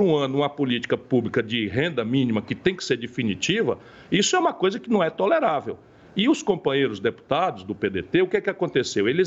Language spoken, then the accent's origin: Portuguese; Brazil